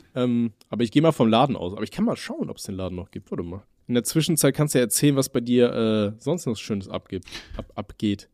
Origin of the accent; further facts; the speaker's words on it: Aachen, North Rhine-Westphalia, Germany; bei uns in Aachen